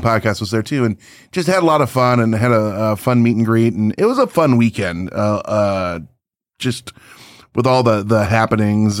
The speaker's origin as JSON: {"language": "English", "area": "Chicagoland", "region": "Illinois", "country": "United States", "said": "we're from Chicagoland"}